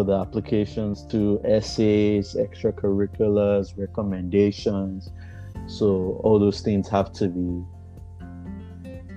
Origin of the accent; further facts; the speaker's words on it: Auchi, Edo, Nigeria; moved away as an adult; now in California, United States; I am from Auchi, Edo State in Nigeria.